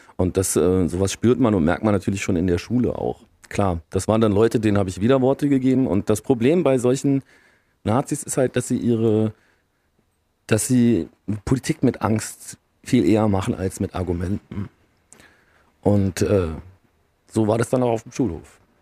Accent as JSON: {"language": "German", "town": "Stolberg", "region": "North Rhine-Westphalia", "country": "Germany", "tie": "born or raised there", "said": "ich komme ja aus Aachen, in einem Vorort von Aachen, das ist Stolberg"}